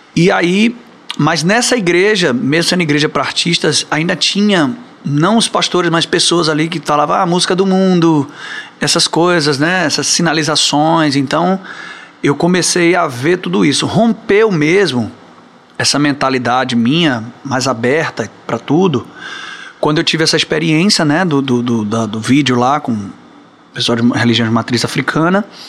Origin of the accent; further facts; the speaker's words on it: Barreiras, Bahia, Brazil; also born or lived in Salvador; eu fui criado em Barreiras, né? Interior da Bahia